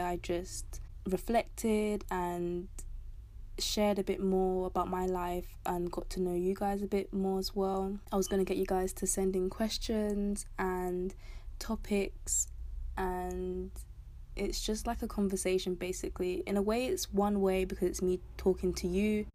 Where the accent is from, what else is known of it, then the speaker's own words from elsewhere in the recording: London, United Kingdom; I'm from London, South London to be specific